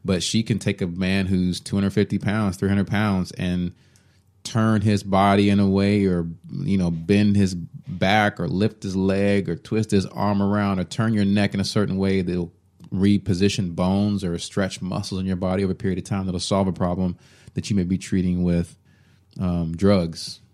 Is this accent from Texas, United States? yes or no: yes; Allen, Texas, United States; I grew up in Allen, Texas, where I was always the only black person in the class.